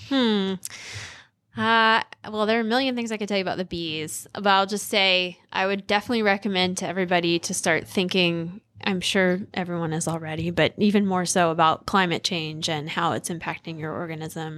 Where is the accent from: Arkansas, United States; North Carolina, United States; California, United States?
North Carolina, United States; Ocean Isle Beach; moved away; I'm from North Carolina, like, a really small town in coastal North Carolina